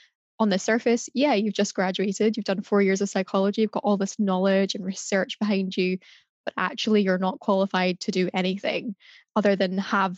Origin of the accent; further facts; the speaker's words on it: Glasgow, Scotland, United Kingdom; moved away as an adult; now in Edinburgh, United Kingdom; I'm from Glasgow, currently living in Edinburgh